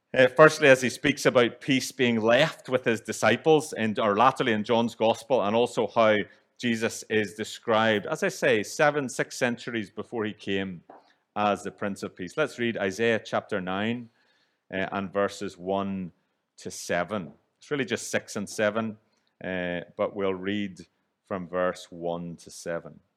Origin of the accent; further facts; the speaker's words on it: Northern Ireland, United Kingdom; moved away; growing up in Northern Ireland, where divisions run deep